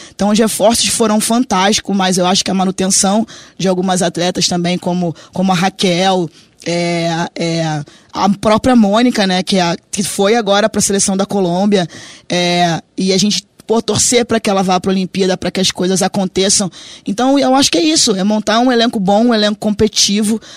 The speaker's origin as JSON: {"language": "Portuguese", "region": "Rio de Janeiro", "country": "Brazil", "moved": "yes", "said": "sou do Rio de Janeiro, né? Meu pai fazia samba, então a gente batucava ali na, na lata"}